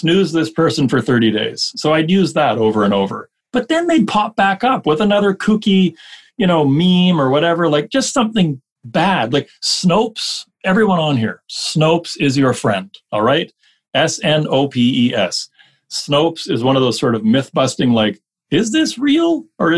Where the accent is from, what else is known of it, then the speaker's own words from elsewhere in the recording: Canada; we're Canadian